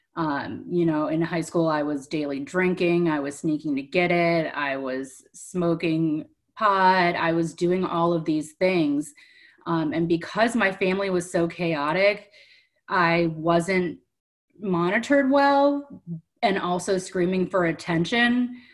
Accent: Cleveland, Ohio, United States; moved away; also born or lived in Delray Beach, Florida; I'm from Cleveland, Ohio. I grew up in a dysfunctional home

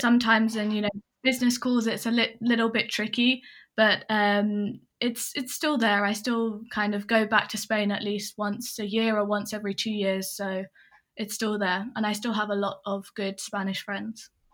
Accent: England, United Kingdom; also born or lived in Hong Kong; I'm English and I grew up mainly in England

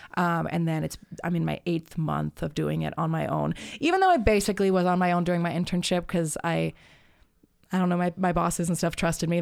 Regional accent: Tucson, Arizona, United States; now in Phoenix, United States; I grew up in Tucson

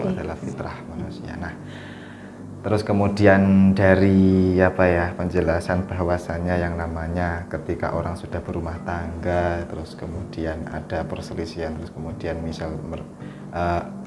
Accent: Java, Indonesia; saya lahir di Jawa

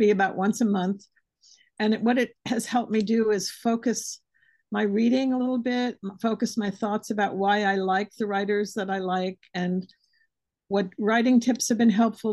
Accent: New York City, New York, United States; also born or lived in San Francisco / Boston / Millinocket, Maine; now in St. Petersburg, Florida, United States; growing up in Greenwich Village

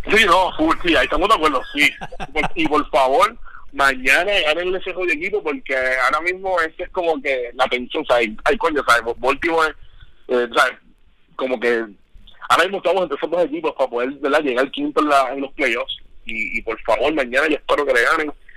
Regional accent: Ponce, Puerto Rico; now in United States; yo soy del Polo de Ponce

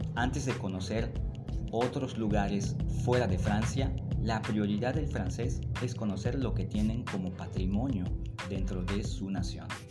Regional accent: Mérida, Yucatán, Mexico; de donde yo vengo está en esta parte del sureste de México, en un lugar que se llama Yucatán y en una pequeña ciudad que se llama Mérida

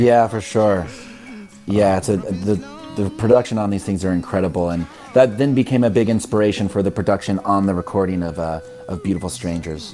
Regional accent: Midwest, United States; I grew up in the Midwest um, where religion is sort of everywhere

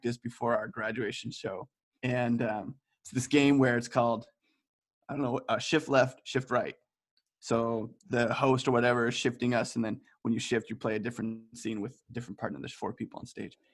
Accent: United States; moved away as an adult; now in Amsterdam, Netherlands; I'm from America, and I just moved to Amsterdam about 8 months ago

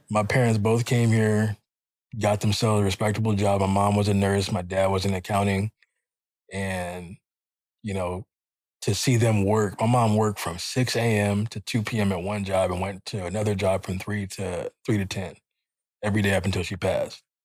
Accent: Jamaica; I'm Jamaican.

